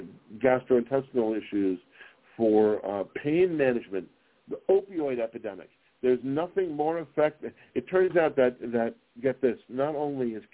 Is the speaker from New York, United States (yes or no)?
yes; New York City, New York, United States; now in Las Vegas, United States; I grew up in New York City